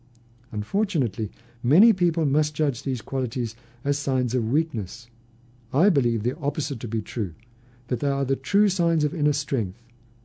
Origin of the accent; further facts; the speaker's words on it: California, United States; now in Idaho, United States; It's interesting because I grew up in California. California has its own separate reputation in the country.